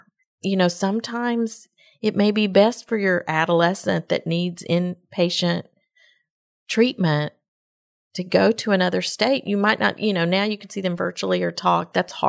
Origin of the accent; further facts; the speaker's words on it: Texas, United States; And we're all from Woodlands, Magnolia, Spring area.